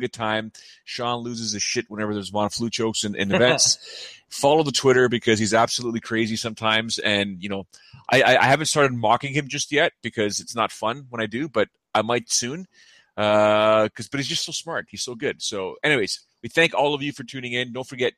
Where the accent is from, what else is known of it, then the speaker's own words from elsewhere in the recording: Canada; I guess I'm Canadian, but I guess I'm Italian.